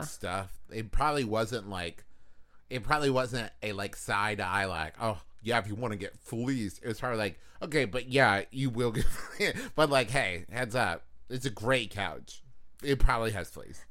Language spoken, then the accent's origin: English; Huntington, West Virginia, United States; moved away; also born or lived in Los Angeles; Growing up in West Virginia